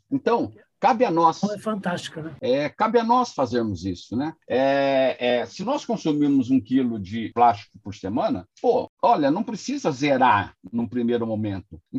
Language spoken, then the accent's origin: Portuguese; Paraná, Brazil; Eu tenho certeza que, absoluta, que eu, como um bom pé vermelho.